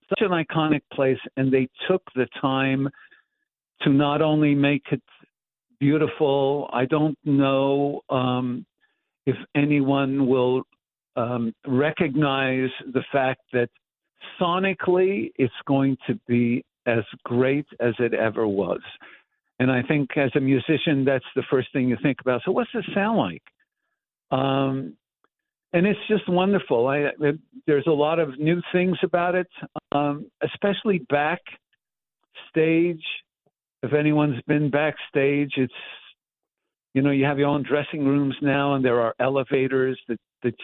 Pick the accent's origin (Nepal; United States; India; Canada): Canada; Montreal, Quebec; growing up in Montreal, in the tenements of Montreal